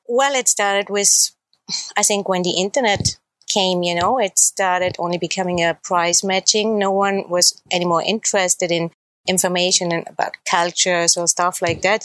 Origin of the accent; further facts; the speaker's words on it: Salzburg, Austria; I was born and raised in Salzburg in Austria